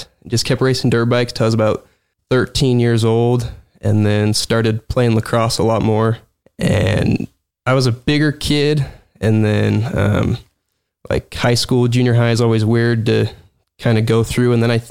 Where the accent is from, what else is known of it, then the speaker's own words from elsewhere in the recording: Plain City, Utah, United States; also born or lived in West Haven; now in South Weber, United States; Well, born in Plain City, then moved to West Haven and then ended up in South Weaver about 6 years ago.